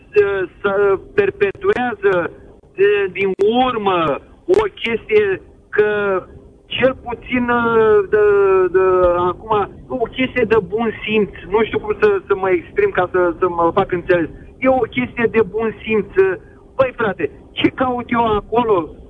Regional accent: Fetești, Ialomița County, Romania; sunt din Fetești, lomita

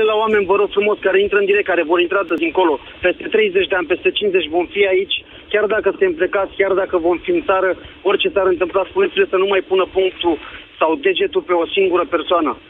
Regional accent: Slatina, Olt County, Romania; moved away; also born or lived in England; sunt din Slatina

